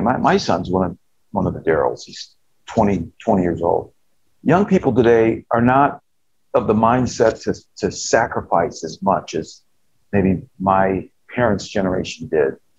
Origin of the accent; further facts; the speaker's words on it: United States; as an American citizen